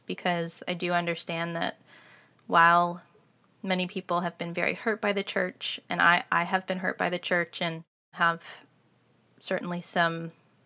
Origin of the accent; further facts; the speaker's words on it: Kansas City, Missouri, United States; I grew up in Kansas City, Missouri